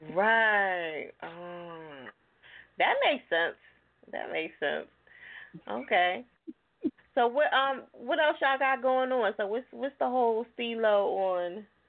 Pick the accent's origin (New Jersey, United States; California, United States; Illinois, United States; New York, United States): New Jersey, United States; moved away; also born or lived in Philadelphia, Pennsylvania; I'm from Jersey, but I lived in Philly for 15 years